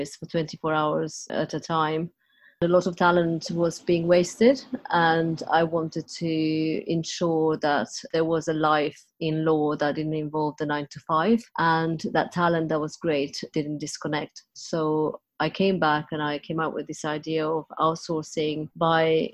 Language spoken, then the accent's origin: English; Transylvania, Romania; moved away as an adult; now in United Kingdom; I was born in Transylvania in Romania and came over here as a journalist